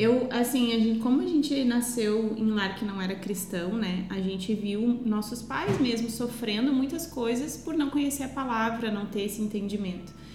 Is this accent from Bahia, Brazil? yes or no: no; Estrela, Rio Grande do Sul, Brazil; Eu sou natural de Estrela, uma cidade fica a 90 quilômetros de Porto Alegre